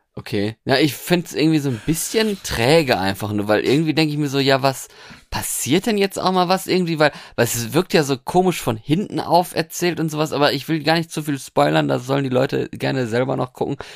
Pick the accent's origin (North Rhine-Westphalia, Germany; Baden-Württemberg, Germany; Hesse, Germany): North Rhine-Westphalia, Germany; moved away; also born or lived in Norway; da, wo ich ursprünglich herkomme, aus Westfalen